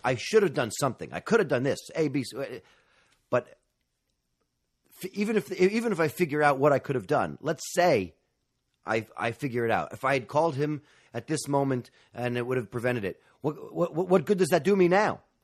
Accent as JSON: {"language": "English", "region": "New York", "country": "United States", "tie": "born or raised there", "said": "I'm a native New Yorker. I grew up in Manhattan"}